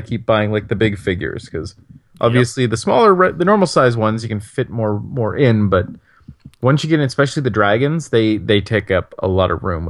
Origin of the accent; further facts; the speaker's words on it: Canada; As a Canadian